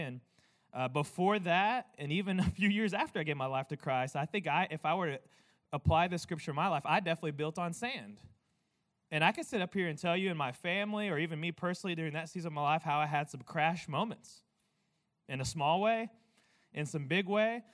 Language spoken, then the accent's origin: English; United States; I'm an American man